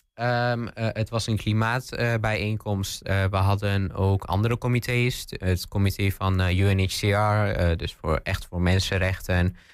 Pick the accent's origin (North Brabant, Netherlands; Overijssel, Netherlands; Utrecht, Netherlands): Overijssel, Netherlands; Pathmos/Stroinkslanden area, Twente; ik ben geboren in het Tweeklervels. Maar later zijn we verhuisd in 2010 naar de Postenbrink